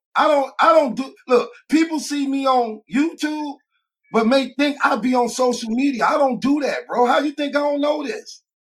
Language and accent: English; Midwest, United States; I'm from the Midwest, too, so I try to represent.